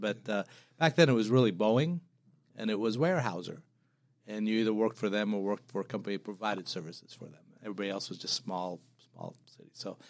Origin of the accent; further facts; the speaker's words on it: Madaba, Madaba Governorate, Jordan; So I was born in Jordan in a little town called Madaba. You know, being a Christian family in a predominantly Muslim country, it was always interesting.